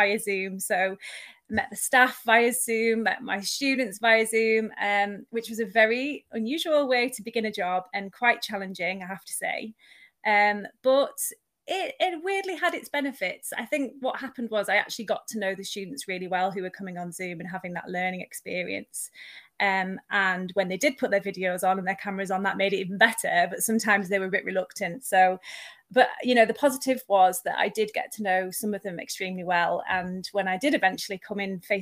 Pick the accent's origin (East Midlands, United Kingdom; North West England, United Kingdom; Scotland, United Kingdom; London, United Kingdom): North West England, United Kingdom; Eden Valley, Cumbria; moved away as an adult; also born or lived in Manchester; I am now moved from Manchester up to where I actually was born and grew up, which is in the Eden Valley in Cumbria.